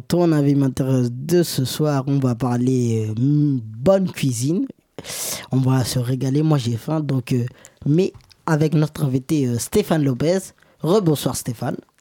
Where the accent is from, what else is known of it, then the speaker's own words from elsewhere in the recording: Senegal; moi je suis sénégalais